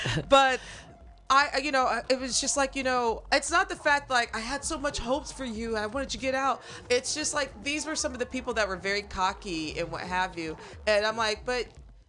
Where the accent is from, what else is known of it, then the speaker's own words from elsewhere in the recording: Springfield, Illinois, United States; also born or lived in St. Louis / Chicago; now in San Francisco, United States; I'm from Springfield. So you got the Vills and the Fields.